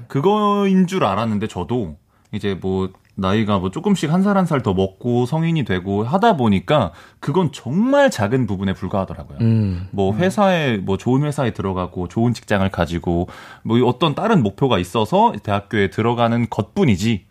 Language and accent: Korean; Ansan, Gyeonggi Province, South Korea; 사실 저는 안산 출신이거든요